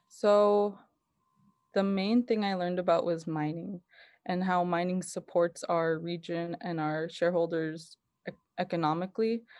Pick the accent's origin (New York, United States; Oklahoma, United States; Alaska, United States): Alaska, United States; Kotzebue; I was born and raised in Kotzebue, Alaska.